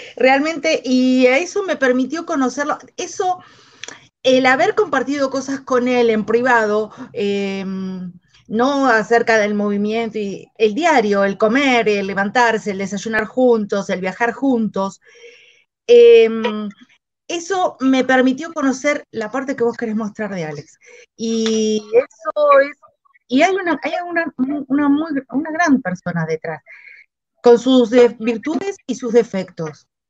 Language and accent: Spanish; Argentina; yo soy de Argentina, eh, resido en La Plata